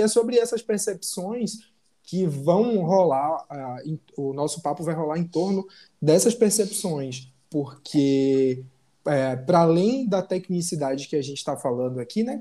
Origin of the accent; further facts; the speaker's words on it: Salvador, Bahia, Brazil; moved away as an adult; now in Rio de Janeiro, Brazil; Eu sou baiano, de Salvador, mas hoje eu moro no Rio